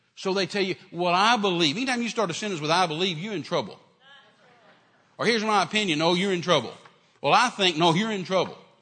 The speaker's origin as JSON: {"language": "English", "country": "United States", "said": "we're in America, so as an American"}